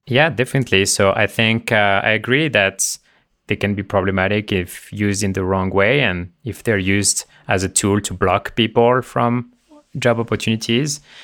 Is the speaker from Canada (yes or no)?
no; Le Mans, Pays de la Loire, France; moved away; Born and raised in France